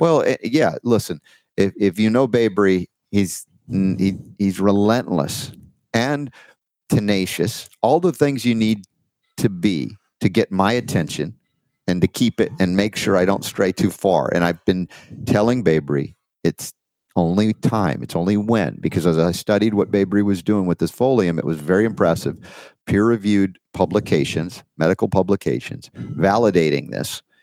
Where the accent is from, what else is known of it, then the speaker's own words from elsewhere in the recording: Georgia, United States; accent: Georgia; my Georgia accent